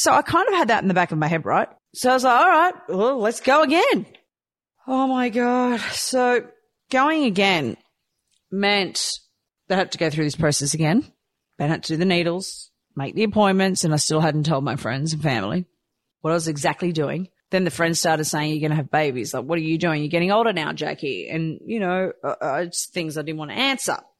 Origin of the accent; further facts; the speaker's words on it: Croatia; moved away; I was born in Croatia